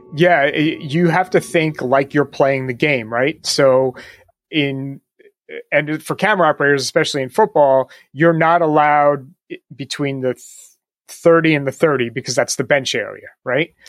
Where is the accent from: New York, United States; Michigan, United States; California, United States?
New York, United States; I'm from New York, so plenty of Knicks and Nets games